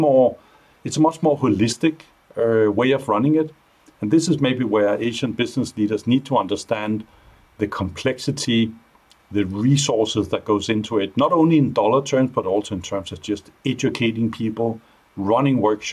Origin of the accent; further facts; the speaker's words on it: Denmark; moved away; also born or lived in Asia; my Danish background